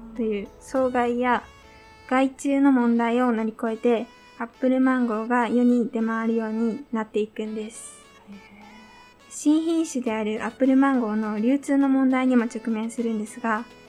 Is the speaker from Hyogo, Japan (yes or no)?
no; Niigata, Japan; 私は新潟市白根の出身なんですが